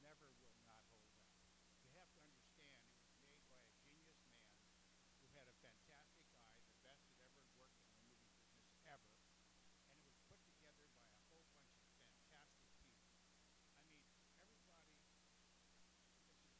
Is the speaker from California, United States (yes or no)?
yes; California, United States; now in Florida, United States; I grew up in California.